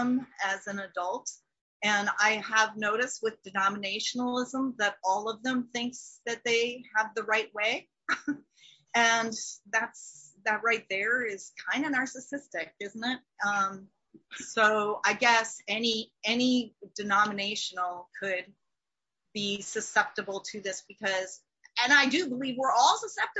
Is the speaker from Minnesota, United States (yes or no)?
yes; Minnesota, United States; me being a Minnesotan